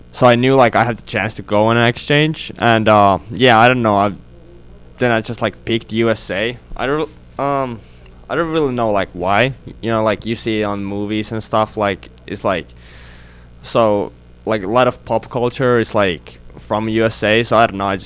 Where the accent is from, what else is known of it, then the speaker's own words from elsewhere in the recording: Finland; Uh, I'm from Finland.